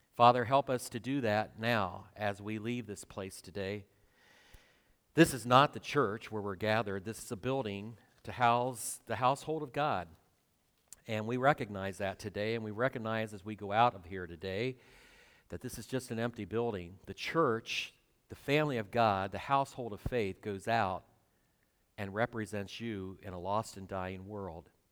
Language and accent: English; twenty miles north of Cedarville, Ohio, United States; moved away; Cedarville, which is twenty miles south of my hometown